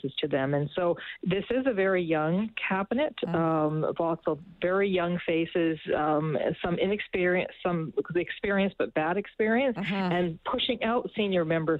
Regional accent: Alberta, Canada; moved away; I grew up in Alberta in the 1980s

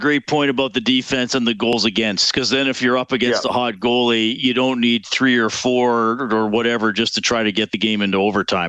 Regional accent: Edmonton, Alberta, Canada; for an Edmontonian to say that, it must be cold because we're used to cold.

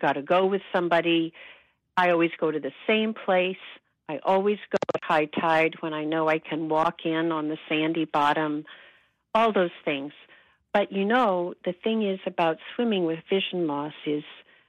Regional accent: United States; moved away as an adult; also born or lived in Massachusetts; now in Vancouver, Canada; I was born in the States

